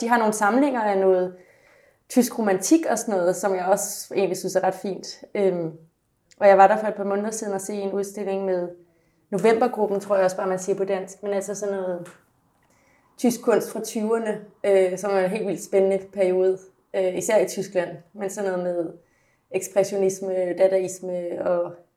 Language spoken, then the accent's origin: Danish; Denmark; som dansker